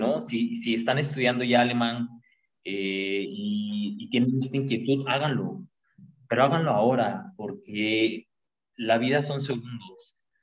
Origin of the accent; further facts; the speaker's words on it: Mexico; en México estamos acostumbrados